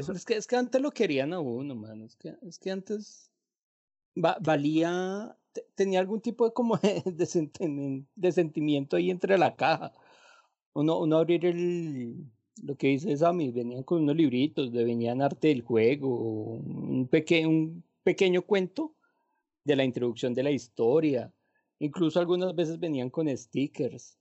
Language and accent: Spanish; Colombia; yo soy bien colombiano